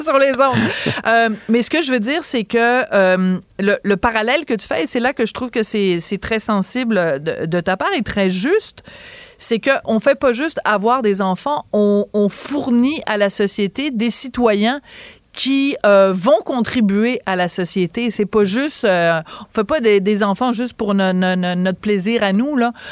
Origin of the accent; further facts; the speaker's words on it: France; also born or lived in Quebec; now in Canada; je suis née en France